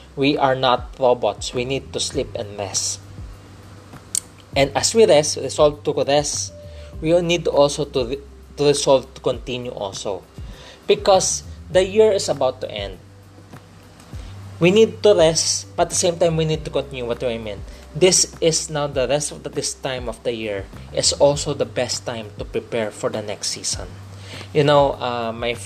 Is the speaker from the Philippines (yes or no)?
yes; Philippines; fellow Filipino